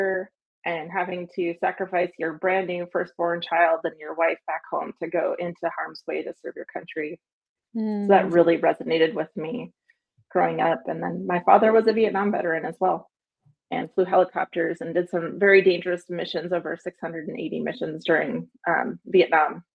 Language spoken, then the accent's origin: English; Wisconsin, United States; moved away as an adult; I grew up in Wisconsin, and my family has a military history